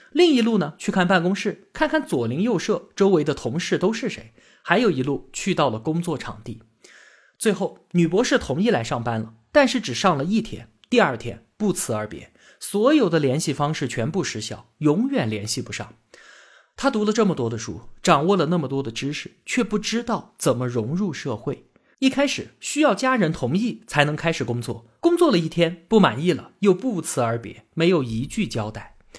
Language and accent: Chinese; China; 我们中国人是一个什么样的精神状态